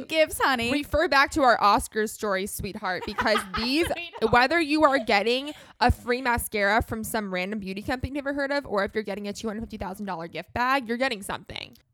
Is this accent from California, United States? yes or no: yes; Los Angeles, California, United States; I grew up in Los Angeles